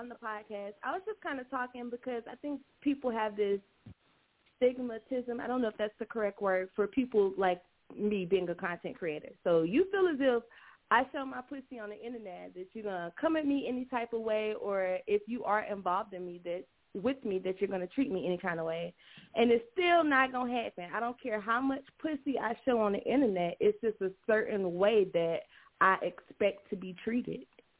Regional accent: South Carolina, United States; I am from South Carolina, so a lot of people down here, you know, this is the Bible Belt.

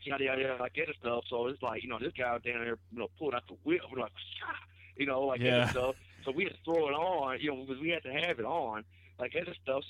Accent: Osceola, Arkansas, United States; my hometown, Osceola

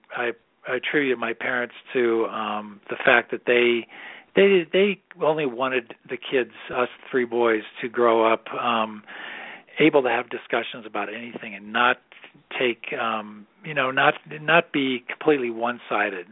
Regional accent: Massachusetts, United States; moved away as an adult; also born or lived in Illinois; now in Colorado, United States; I was raised in Massachusetts

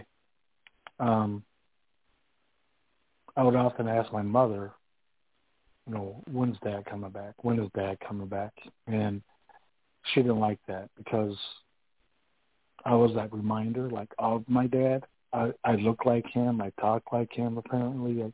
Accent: Rockford, Illinois, United States; now in Dubuque, United States; I was born in Rockville, Illinois

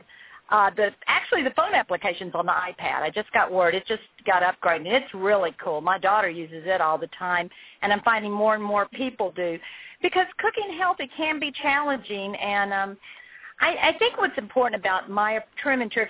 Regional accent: the South, United States; I'm from the South.

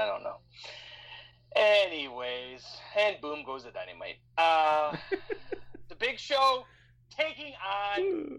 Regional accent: Canada; I'm Canadian, so all we got is Canadian football and hockey.

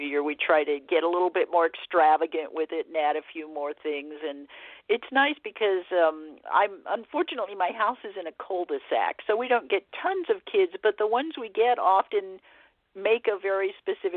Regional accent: Arcadia, California, United States; I grew up here in the Southern California area in the 60s mainly, when it was kind of the golden age of trick-or-treat. Our whole neighborhood in Arcadia was into it

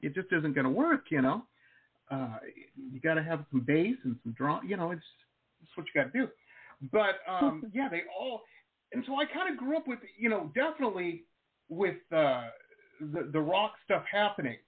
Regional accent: Detroit, Michigan, United States; I grew up in Metro Detroit, and this is back in the 80s

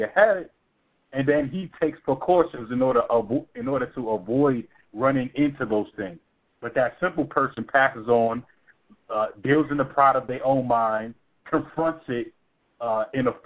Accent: New York City, New York, United States; now in Atlanta, United States; I was born and raised in Brooklyn because that's where my father lived

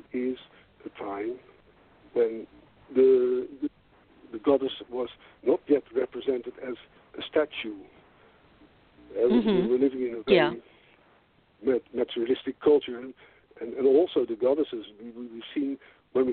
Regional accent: Netherlands

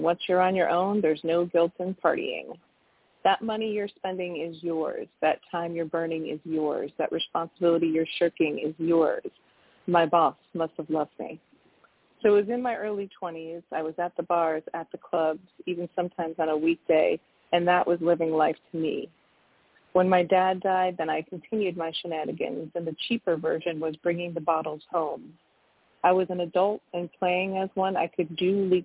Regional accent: Connecticut, United States; now in Washington, D.C., United States; I'm originally from Connecticut, but I've lived in D.C. for like 28 years

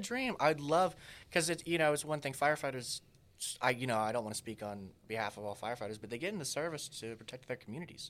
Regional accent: Texas, United States; in my hometown where we're hoping to speak to the university there

